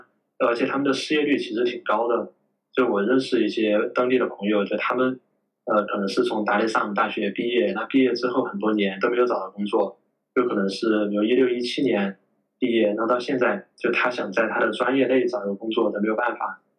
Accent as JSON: {"language": "Chinese", "country": "China", "lives_now": "Tanzania", "said": "就是我觉得作为一个中国人，就是来到非洲之后，呃，在当地的这个社会里面，我觉得我们是一种结构性的或者体系性的一种优势"}